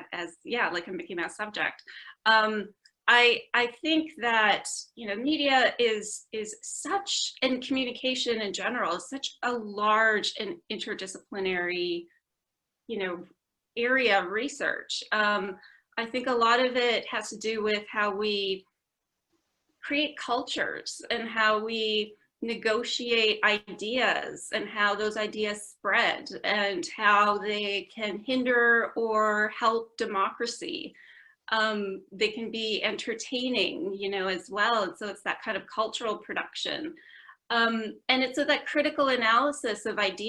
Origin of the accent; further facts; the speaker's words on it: Vancouver, British Columbia, Canada; moved away as an adult; also born or lived in Toronto / Ottawa; now in United Kingdom; I'm Canadian. I grew up in Vancouver